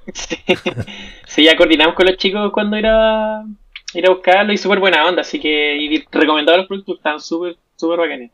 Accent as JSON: {"language": "Spanish", "town": "Valdivia", "region": "Los Ríos", "country": "Chile", "said": "tú eres de Valdía. Y yo le dije, sí"}